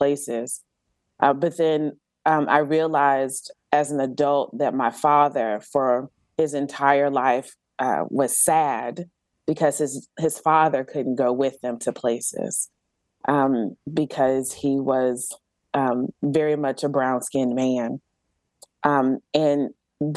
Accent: Galveston, Texas, United States; now in Georgia, United States; I grew up on Galveston Island, which is an actual island off the coast of Texas.

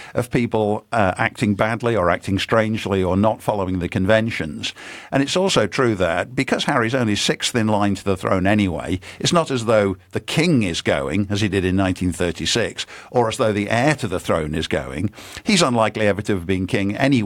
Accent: United Kingdom; growing up in Britain

